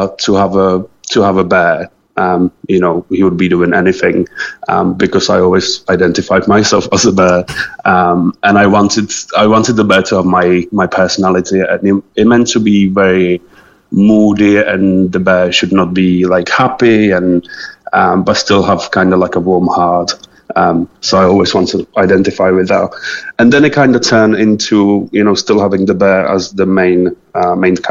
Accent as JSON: {"language": "English", "country": "Czechia", "tie": "born or raised there", "also_born_or_lived": "England", "moved": "as an adult", "lives_now": "Cork, Ireland", "said": "I'm originally from Czech Republic."}